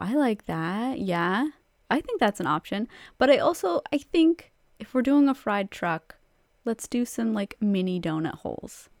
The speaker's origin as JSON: {"language": "English", "country": "Canada", "said": "because we are Canadian"}